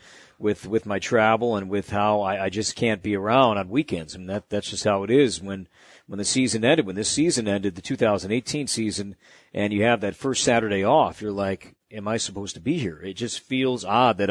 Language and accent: English; Chicago, Illinois, United States; I grew up in Chicago and I grew up a big Cub fan.